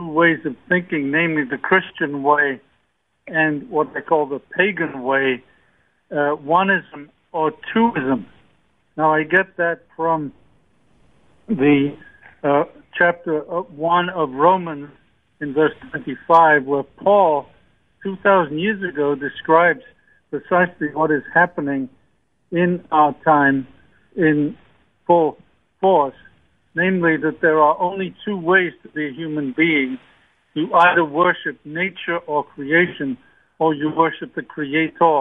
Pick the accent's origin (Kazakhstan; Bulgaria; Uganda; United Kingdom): United Kingdom; my own country of the United Kingdom